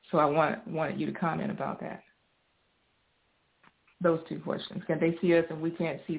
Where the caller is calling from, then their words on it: Dublin, Georgia, United States; I'm calling from Dublin, Georgia.